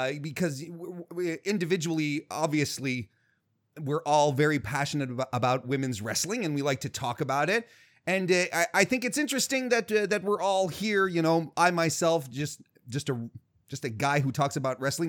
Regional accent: Canada; I'm Canadian

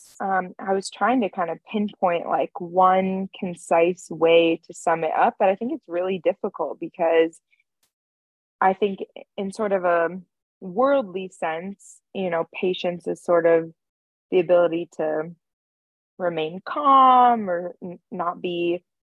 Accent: California, United States; moved away as an adult; also born or lived in Santa Barbara, California; now in Nashville, United States; I was born and raised in California

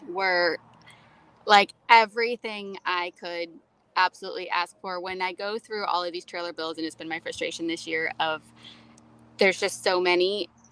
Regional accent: Florida, United States; I was raised in Florida. I think that conditions you to any level

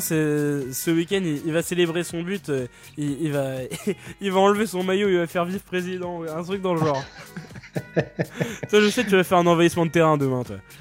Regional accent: Brest, Brittany, France; je, suis, né à Brest, d'accord. Mon père est brestois, ma famille est brestoise

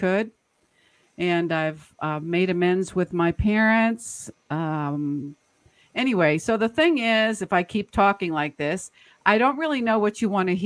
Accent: Boston, Massachusetts, United States; when I was growing up in Boston, Massachusetts area, I was the oldest of nine

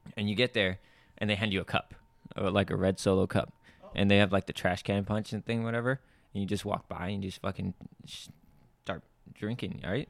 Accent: Camarillo, California, United States; also born or lived in Puerto Rico; my dad got a job in California, moved over to California

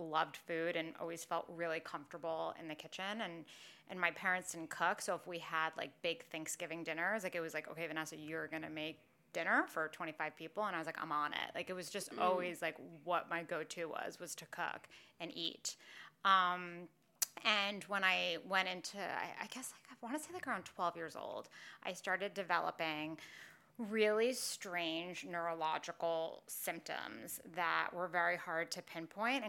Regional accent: New York City, New York, United States; growing up in New York City

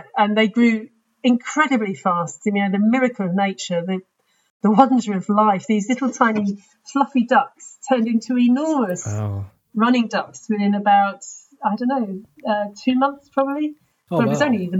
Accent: London, United Kingdom; I was from London, but actually was in Hall in UCL

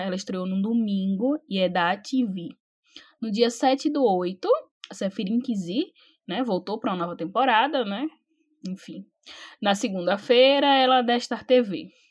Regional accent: Brazil; Sou brasileira

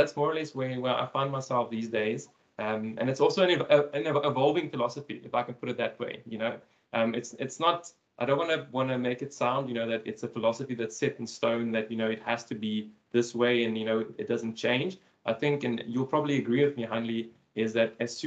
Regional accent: Cape Town, Western Cape, South Africa; also born or lived in Port Elizabeth, South Africa; I'm from Cape Town in South Africa

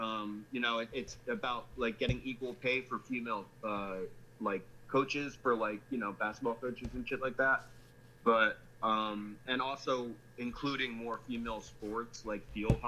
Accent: New Jersey, United States; I'm a New Yorker. Well, New Jersey, but right outside New York City.

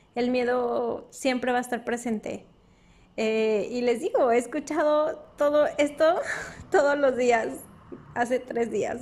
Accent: Durango, Mexico; moved away; yo soy norteña del norte de México, de Durango, Durango

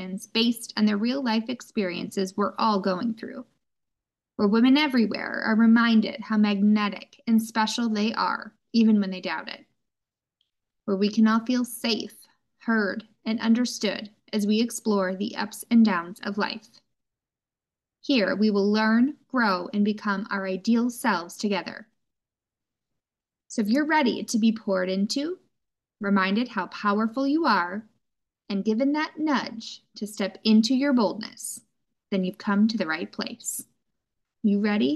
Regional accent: Midwest, United States; I am born and raised in the Midwest. We are freezing here

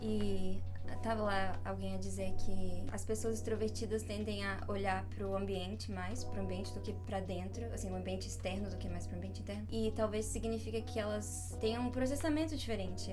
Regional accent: Brazil; eu sou brasileira.

